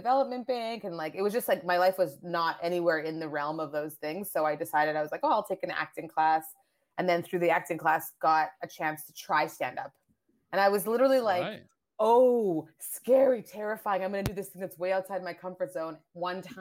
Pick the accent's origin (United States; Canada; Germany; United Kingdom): Canada; also born or lived in Nigeria / Asia / France; I moved to Canada. I grew up in Canada.